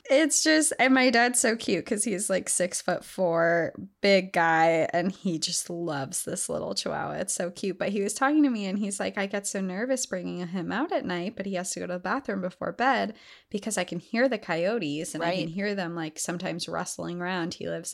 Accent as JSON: {"language": "English", "region": "Appalachia", "country": "United States", "said": "I am from Appalachia. Growing up in that region of the country, I was taught to have a fearful respect for the wilderness."}